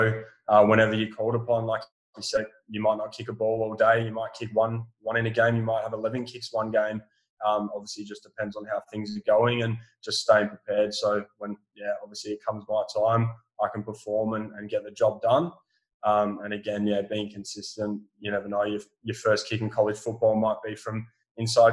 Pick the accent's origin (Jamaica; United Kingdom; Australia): Australia; West Coast, Western Australia; over here on the West Coast where I'm from